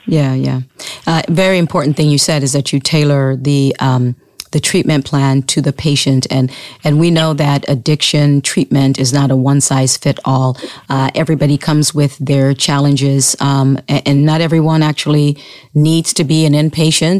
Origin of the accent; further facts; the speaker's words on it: Sierra Leone; moved away; when I was growing up in Sierra Leone